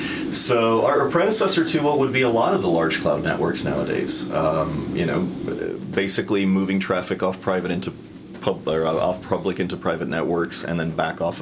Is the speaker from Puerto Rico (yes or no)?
yes; Puerto Rico; moved away as an adult; now in United States; I grew up in Puerto Rico and eventually went to college in the U.S.